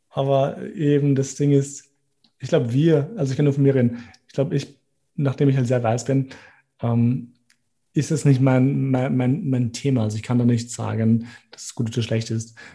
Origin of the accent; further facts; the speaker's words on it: Gjakova, Gjakova District, Kosovo; Deswegen freue ich mich, wie Leute das fragen, weil ich sage, hey, ich bin aus Kosovo, aus Jakova